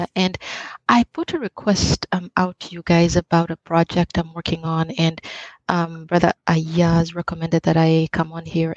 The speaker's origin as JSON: {"language": "English", "country": "Uganda", "tie": "born or raised there", "moved": "as an adult", "lives_now": "United States", "said": "I was born and raised in East Africa, in Uganda"}